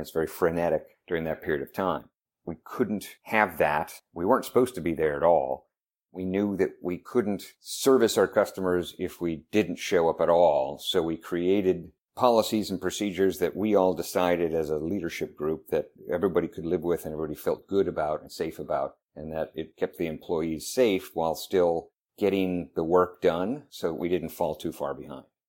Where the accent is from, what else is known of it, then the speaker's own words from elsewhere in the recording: Chicago, Illinois, United States; I'm from Chicago, Illinois